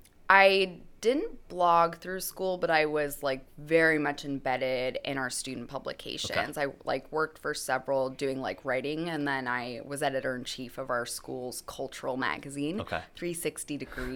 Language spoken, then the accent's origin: English; New Hampshire, United States; I grew up in New Hampshire in a small town about an hour north of Boston, which is, like, we have civilization there.